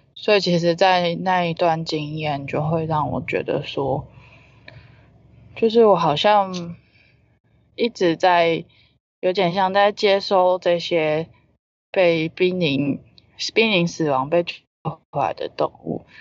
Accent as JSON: {"language": "Chinese", "country": "Taiwan", "said": "我以身为台湾人"}